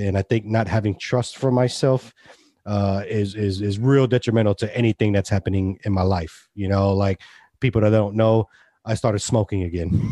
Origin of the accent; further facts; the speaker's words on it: Hilton Head, South Carolina, United States; also born or lived in Austin; I grew up here.